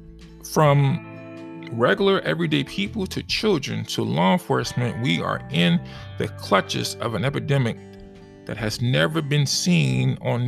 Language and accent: English; Chicago, Illinois, United States; my hometown, my city, and my state